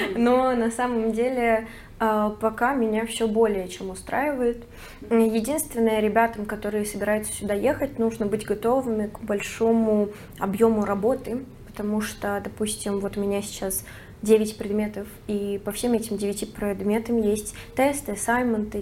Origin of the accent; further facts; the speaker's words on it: Moscow, Russia; moved away as an adult; now in Barcelona, Spain; Я из Москвы